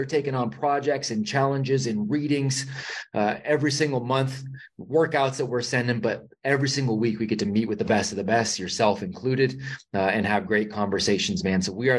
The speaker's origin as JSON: {"language": "English", "town": "Vacaville", "region": "California", "country": "United States", "tie": "born or raised there", "lives_now": "North Carolina, United States", "said": "but yeah, I grew up in Vacaville. So I know you're familiar with it. So I grew up in Vacaville."}